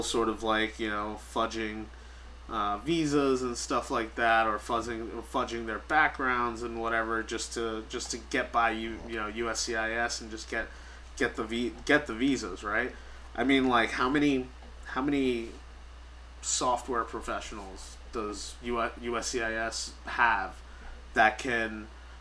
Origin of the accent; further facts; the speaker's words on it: New York, United States; I'm born and raised in New York